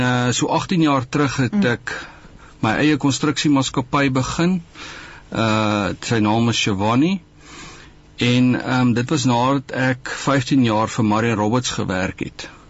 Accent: Koppies, Free State, South Africa; also born or lived in George; ek het in Koppies groot geraak, gebore in George

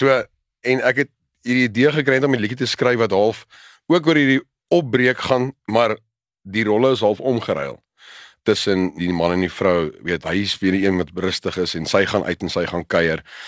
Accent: South Africa; Ons as Afrikaners

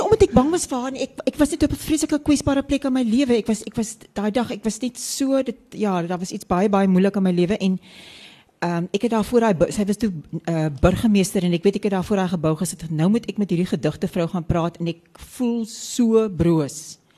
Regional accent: West Coast, Western Cape, South Africa; moved away; also born or lived in Johannesburg; ek kom ons van die Weskus af

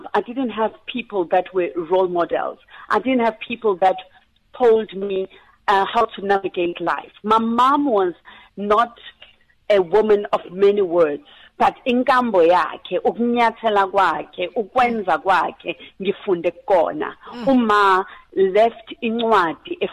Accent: near Pinetown, KwaZulu-Natal, South Africa; I'm a girl from Sonut, Skomplazi, just outside Pinetown in KwaZulu-Natal.

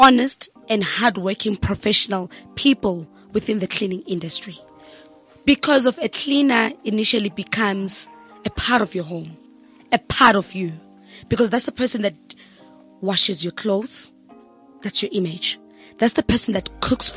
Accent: Kagiso, Gauteng, South Africa; when we grew up back at home in Kagiso, I'm from the West Rand

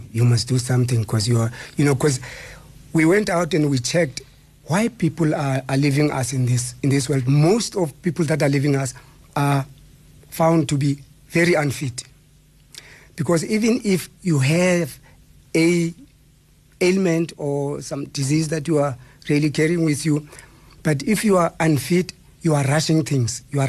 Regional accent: Eastern Cape, South Africa; now in Gauteng, South Africa; I mean, I came from the Eastern Cape, and then when I got here, I mean, I was a Transvala, and I was doing my thing here.

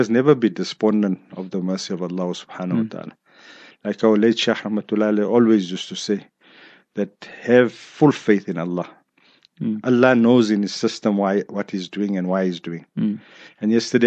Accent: South Africa; I'm from South Africa

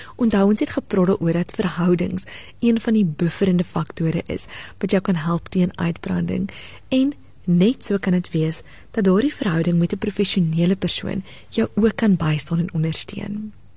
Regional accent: South Africa; as Suid-Afrikaners en as kinders van die Here

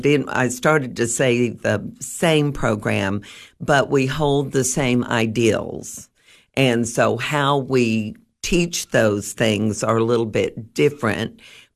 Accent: Alaska, United States; born there; also born or lived in Guam / Germany; I was born in Alaska before it was a state. That gives you a little bit of a history of how old I am.

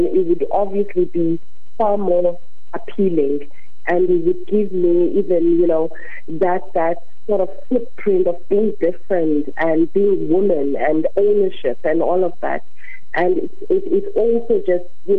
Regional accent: Queenstown, Eastern Cape, South Africa; also born or lived in United Kingdom; now in Cape Town, South Africa; originally I'm from Queenstown, as Ezibeleni

